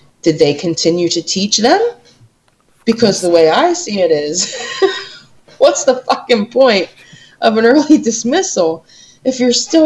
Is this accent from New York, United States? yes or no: yes; New York, United States; we're from New York